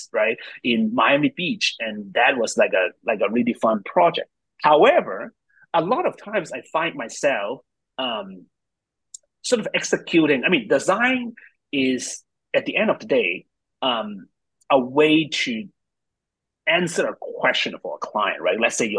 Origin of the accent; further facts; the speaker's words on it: Hong Kong; moved away; also born or lived in New York; I'm from Hong Kong, moved to New York, trained in design